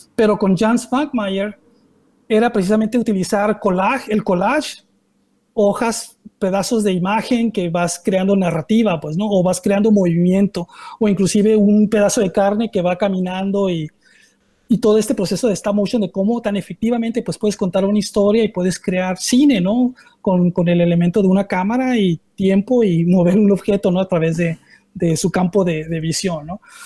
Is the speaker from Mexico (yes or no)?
yes; Mexico; me presento como un artista mexicano